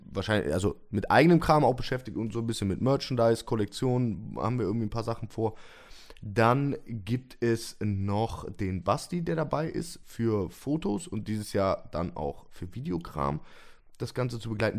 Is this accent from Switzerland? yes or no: no; Cologne, North Rhine-Westphalia, Germany; als Kölner